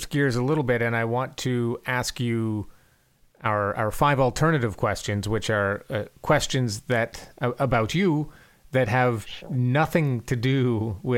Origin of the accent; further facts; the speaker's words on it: Canada; moved away; I'm from Canada